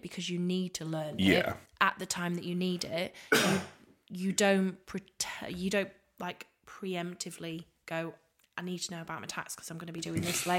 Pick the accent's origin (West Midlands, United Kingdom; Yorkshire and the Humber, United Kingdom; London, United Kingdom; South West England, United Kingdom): Yorkshire and the Humber, United Kingdom; end of the A180; moved away; when I used to drive home to my hometown